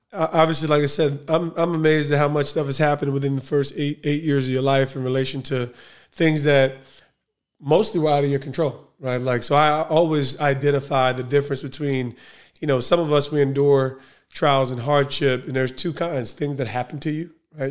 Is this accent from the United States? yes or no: yes; Essex County, New Jersey, United States; I'm Essex County, though. I'm Essex County